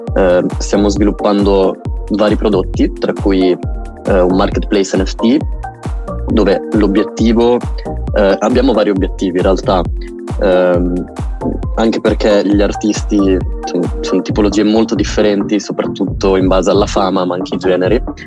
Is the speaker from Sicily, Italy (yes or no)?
no; Emilia-Romagna, Italy; noi emiliano romagnoli